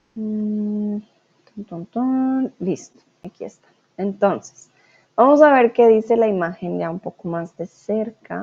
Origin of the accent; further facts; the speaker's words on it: Colombia; moved away as an adult; now in Germany; soy de Colombia. Ahora estoy en, eh, Alemania, en casa.